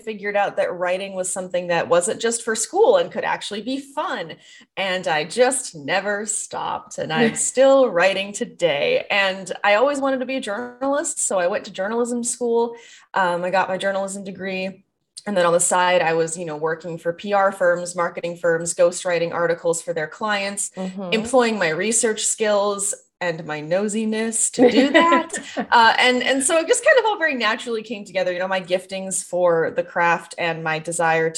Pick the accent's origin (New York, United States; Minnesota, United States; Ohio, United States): Minnesota, United States; the Midwest; moved away; I was raised in the Midwest and Minnesota nice is a thing